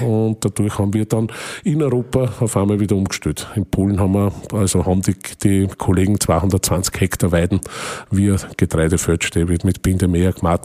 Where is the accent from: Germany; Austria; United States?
Austria; Waldviertel, Lower Austria; bei uns im Waldviertel